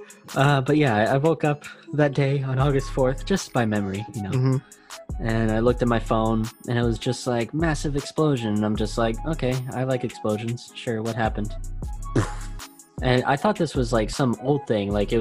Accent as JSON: {"language": "English", "town": "Las Vegas", "region": "Nevada", "country": "United States", "tie": "born or raised there", "moved": "yes", "said": "I was born and raised in Las Vegas"}